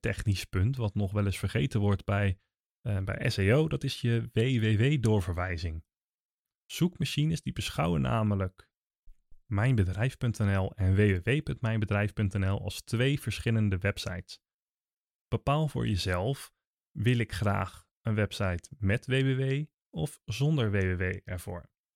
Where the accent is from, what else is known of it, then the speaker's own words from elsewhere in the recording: Naaldwijk, South Holland, Netherlands; ik kom zelf uit Naaldwijk